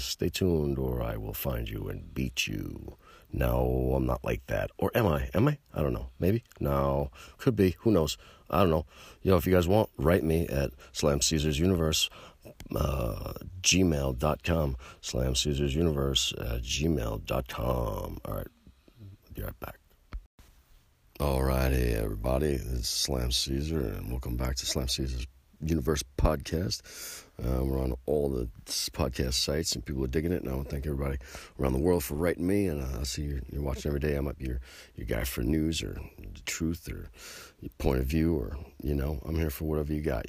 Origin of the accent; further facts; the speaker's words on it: United States; I'm an American citizen. I'm an American patriot